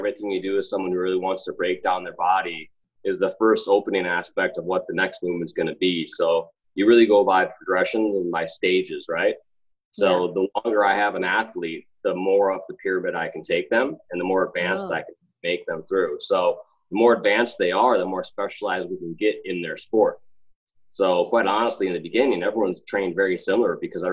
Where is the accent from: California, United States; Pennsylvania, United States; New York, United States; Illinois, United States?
Illinois, United States; Chicago; I'm from Chicago.